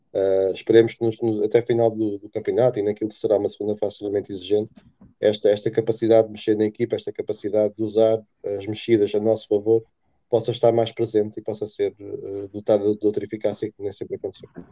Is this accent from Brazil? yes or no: no; Terceira, Azores, Portugal; moved away; also born or lived in Coimbra; terceirense ou açoriano, melhor dizendo, nascido em Coimbra